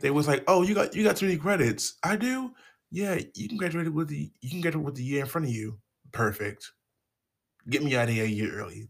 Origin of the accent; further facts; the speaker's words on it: Baltimore, Maryland, United States; I'm from Baltimore